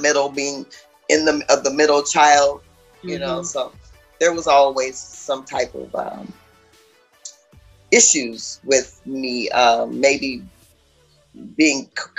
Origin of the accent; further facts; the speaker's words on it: Seattle, Washington, United States; moved away as an adult; also born or lived in New Orleans, Louisiana; now in Atlanta, United States; 3 months after being born, we relocated to the state of Washington. So I was raised in Washington State